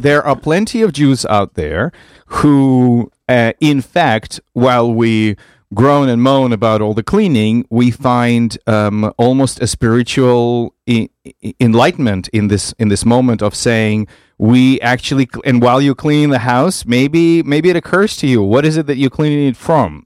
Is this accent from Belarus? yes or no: yes; Vitebsk, Vitebsk Region, Belarus; moved away; I grew up in Vitebsk, in Belarus.